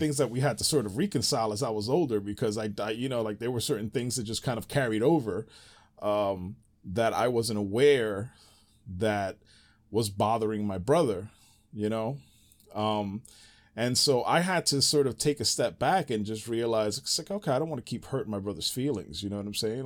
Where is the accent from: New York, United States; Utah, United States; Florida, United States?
New York, United States; New York City; moved away; growing up in the Bronx